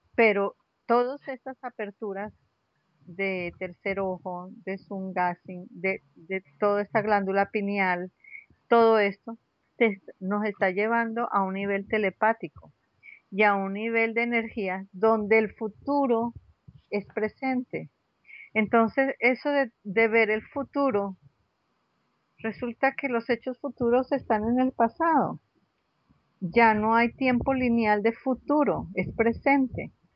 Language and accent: Spanish; Caracas, Capital District, Venezuela; moved away as an adult; also born or lived in Bogotá, Colombia; now in Santa Marta, Colombia; ¿De dónde soy? De Caracas.